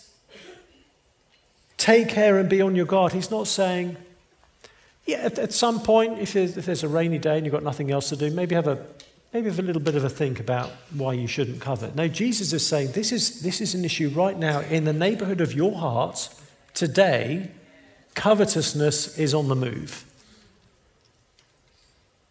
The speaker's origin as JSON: {"language": "English", "region": "England", "country": "United Kingdom", "moved": "yes", "said": "I'm from England"}